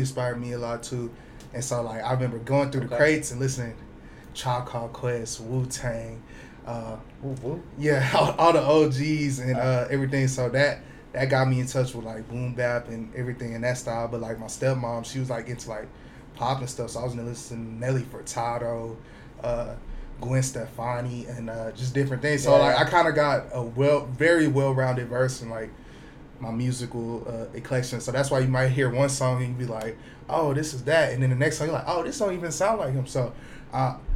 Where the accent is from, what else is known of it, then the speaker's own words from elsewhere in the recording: Houston, Texas, United States; moved away as an adult; I'm from Houston, Texas, born and raised